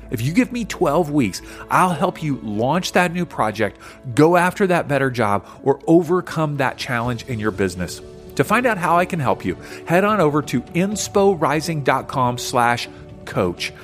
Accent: Kentucky, United States; moved away; I grew up in Kentucky

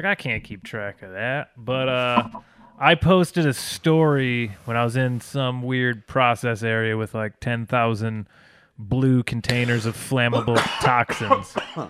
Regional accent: Flint, Michigan, United States; growing up in Flint

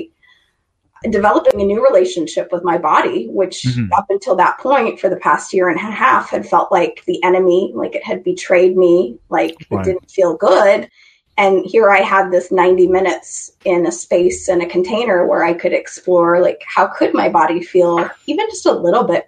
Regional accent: Idaho, United States; I grew up in Idaho. I grew up in a small town

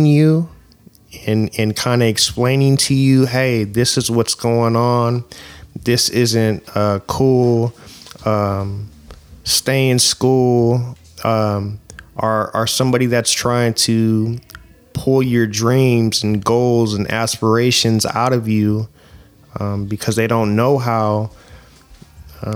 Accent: Oakland, California, United States; growing up in East Oakland

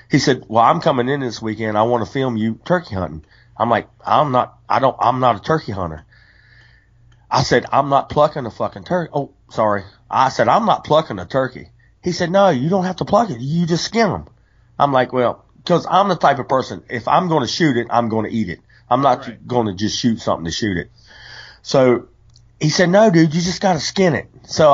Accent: West Virginia, United States; When I was 12 years old, I grew up in West Virginia and we spent a lot of time with my grandma Turner.

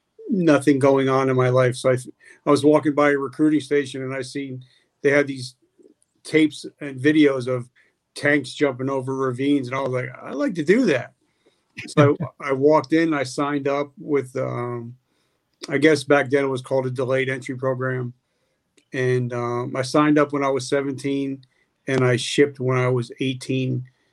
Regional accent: New Jersey, United States; I grew up in New Jersey.

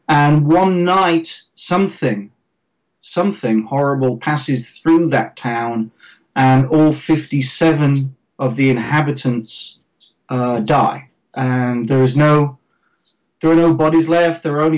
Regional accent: England, United Kingdom; now in Los Angeles, United States; the weather is in the 70s here in Los Angeles, so it's pretty good for an Englishman.

